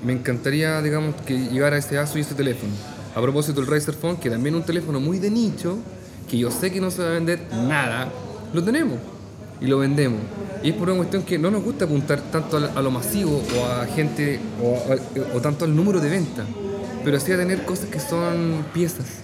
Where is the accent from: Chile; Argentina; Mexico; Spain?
Chile; Talca, Maule; soy de Talca. Entonces, mm, en Talca tenemos muy buenos completos